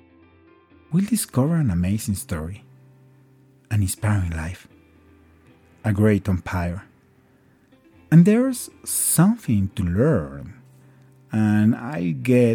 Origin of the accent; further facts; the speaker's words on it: Mexico; first language Spanish; English is a second language; now in Colombia; I am from Mexico, but living in Colombia